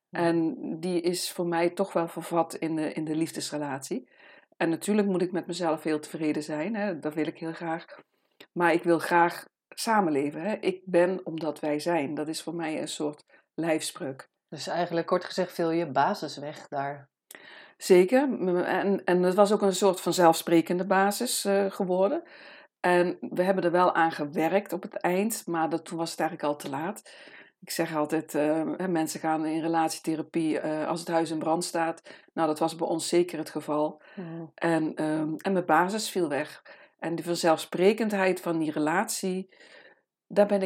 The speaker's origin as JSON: {"language": "Dutch", "town": "Amsterdam", "region": "North Holland", "country": "Netherlands", "said": "ik kom uit Amsterdam. En ik ben hier nu in de prachtige omgeving in Haarlem, op een eh, volkstuinencomplex."}